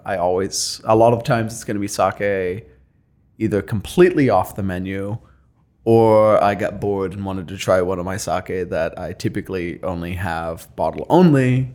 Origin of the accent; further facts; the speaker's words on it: Eastern Ohio, United States; moved away as an adult; now in Columbus, United States; I'm not from Columbus. No, I'm from Eastern Ohio.